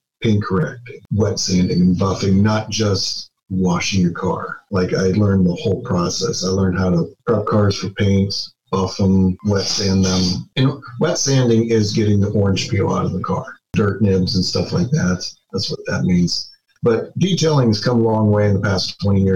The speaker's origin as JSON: {"language": "English", "town": "Youngstown", "region": "Ohio", "country": "United States", "moved": "as an adult", "lives_now": "Indianapolis, United States", "said": "I'm originally from Youngstown, Ohio."}